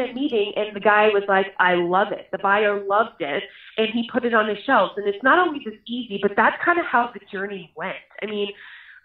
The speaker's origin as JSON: {"language": "English", "town": "Boulder", "region": "Colorado", "country": "United States", "tie": "born or raised there", "said": "We moved here when I was 7 years old"}